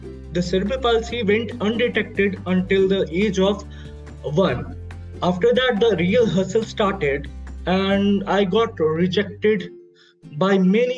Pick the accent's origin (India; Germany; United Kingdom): India; I'm from India